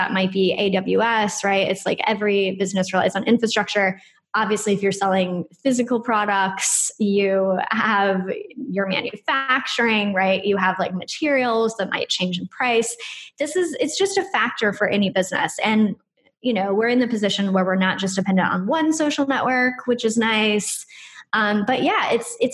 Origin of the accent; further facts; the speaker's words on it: United States; moved away as an adult; now in Brighton, United Kingdom; I'm American and I'm living here in the UK